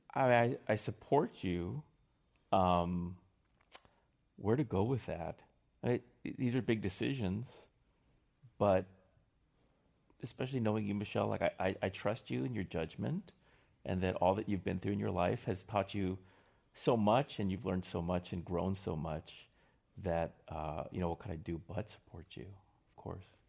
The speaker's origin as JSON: {"language": "English", "region": "Northern Virginia", "country": "United States", "tie": "born or raised there", "also_born_or_lived": "Seoul, Korea", "said": "I grew up in Northern Virginia"}